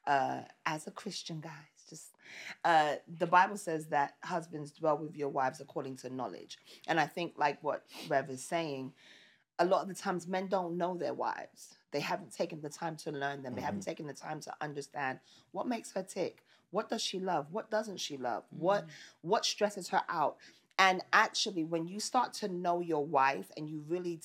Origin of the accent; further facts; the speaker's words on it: New York City, New York, United States; I grew up in Brooklyn